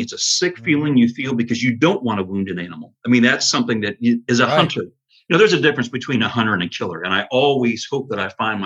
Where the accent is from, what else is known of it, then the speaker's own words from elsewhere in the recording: Rocky Grove, Pennsylvania, United States; moved away as an adult; now in Anderson, United States; I grew up in Pennsylvania, a little town called Rocky Grove